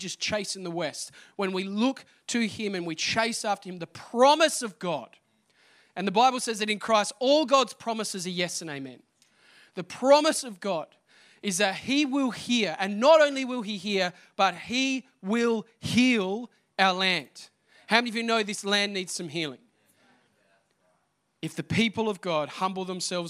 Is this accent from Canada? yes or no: no; Australia; now in Adelaide, Australia